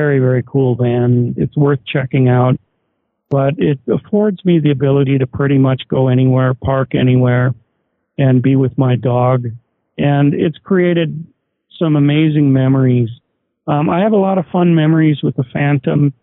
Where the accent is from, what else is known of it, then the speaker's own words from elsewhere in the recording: Oshkosh, Wisconsin, United States; moved away; also born or lived in Kirkland, Washington; I grew up in Oshkosh, Wisconsin, home of the EAA